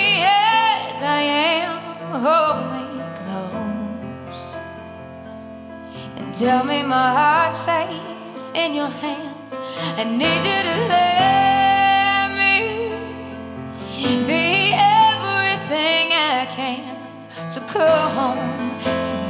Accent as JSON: {"language": "English", "town": "Castile", "region": "New York", "country": "United States", "said": "originally I'm from Castile, New York. It's a small town outside of Buffalo"}